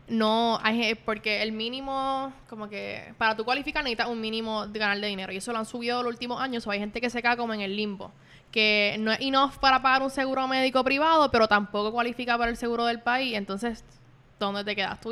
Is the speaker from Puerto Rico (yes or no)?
yes; Puerto Rico; yo no, no nací aquí en Puerto Rico, me crié aquí, yo me siento como puertorriqueña